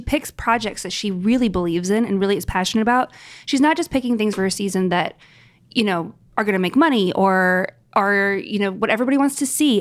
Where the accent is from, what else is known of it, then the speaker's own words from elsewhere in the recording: New York, United States; as a New Yorker